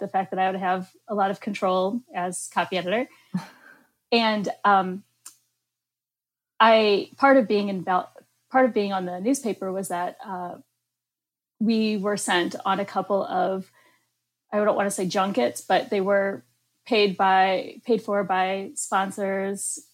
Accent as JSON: {"language": "English", "region": "Midwest", "country": "United States", "said": "being a Midwesterner"}